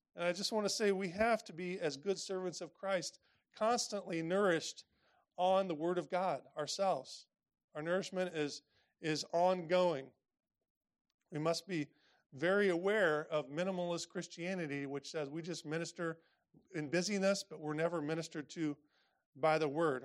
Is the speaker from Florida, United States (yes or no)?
no; Indiana, United States; I grew up in Indiana